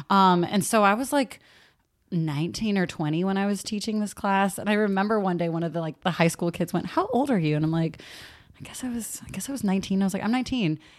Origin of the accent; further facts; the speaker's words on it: San Leandro, California, United States; also born or lived in Castro Valley; I grew up in San Leandro and Castro Valley